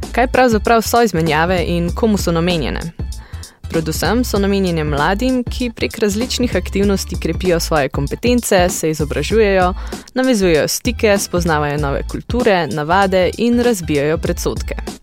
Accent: Slovenia

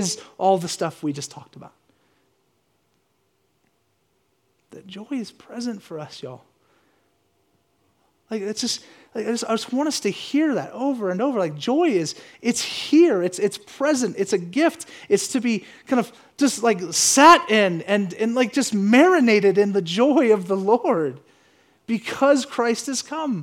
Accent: the South, United States; I grew up in the South where I kept hearing this stuff on the radio

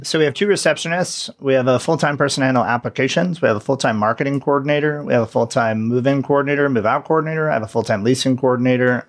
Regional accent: hometown of the Carr Fire, California, United States; the car fire was in my hometown

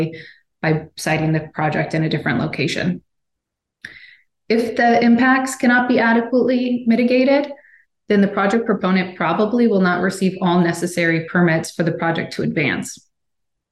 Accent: Washington, United States; my home state of Washington

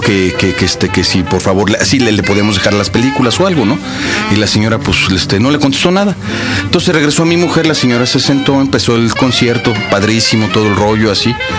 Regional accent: Mexico; yo vengo de México

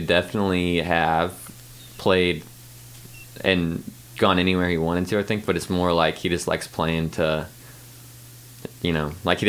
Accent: Columbia, Missouri, United States; born or raised there

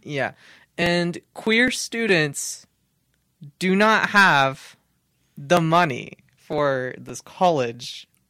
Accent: Hutchinson, Kansas, United States; I am from Hutchinson, Kansas, uh, uh, for most of my life at least

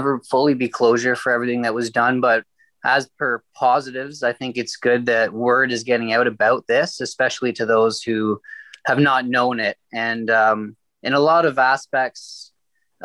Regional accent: Burleigh Falls, Ontario, Canada; I'm from Burley Falls

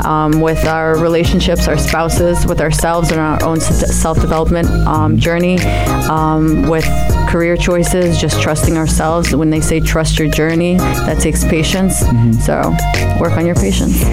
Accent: New Jersey, United States; also born or lived in Amman, Jordan / Palestine; I was born in Amman, raised in the States, New Jersey.

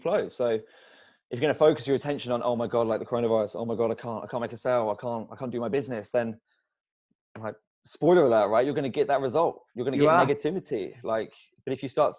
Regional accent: England, United Kingdom; as an Englishman

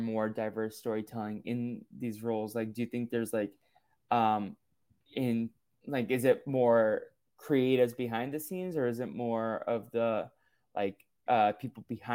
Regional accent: United States; grew up Brazilian but in America. Like my parents came from Brazil, and then I grew up

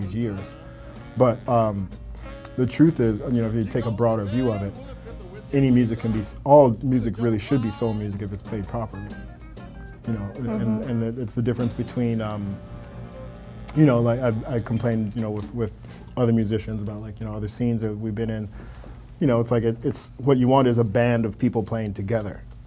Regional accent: Milwaukee, Wisconsin, United States; moved away as an adult; now in New York, United States; born and raised in Milwaukee, Wisconsin

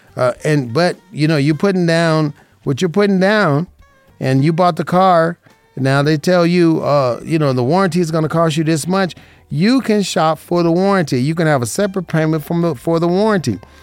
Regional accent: Las Vegas, Nevada, United States; growing up in Vegas

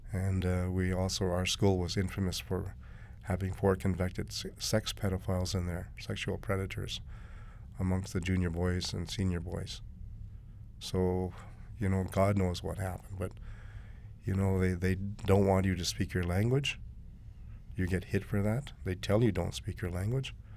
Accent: Tulita, Northwest Territories, Canada; also born or lived in Inuvik, Northwest Territories; My hometown is Toledo, Northwest Territories

